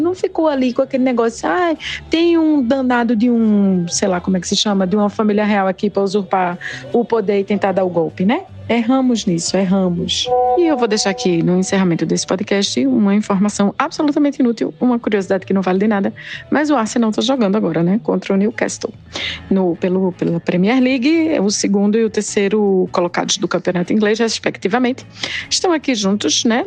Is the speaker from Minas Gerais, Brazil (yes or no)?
no; Afogados da Ingazeira, Pernambuco, Brazil; Lá em Afogagem Gazeira, né, o meu torrão natal